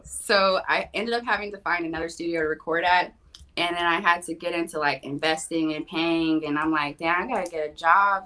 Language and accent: English; Los Angeles, California, United States; born and raised in Los Angeles, Kaiser Hospital on Sunset